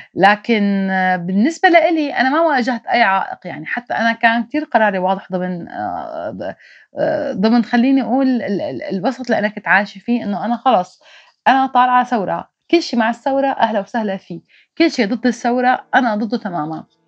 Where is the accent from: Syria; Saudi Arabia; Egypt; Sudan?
Syria; Maarat al-Numan, Idlib Governorate; moved away as an adult; now in Turkey; ما بقى فيني ضل بالشمال السوري فاضطريت اني غادر باتجاه تركيا مجبرة طلعت مدينة معركة